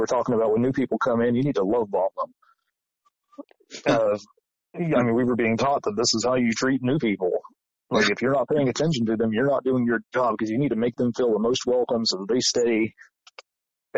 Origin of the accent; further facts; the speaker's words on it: Southern Ohio, United States; also born or lived in Lawrence County, Ohio / Columbus, Ohio; I'm from Southern Ohio. I have moved back and forth between Columbus several times growing up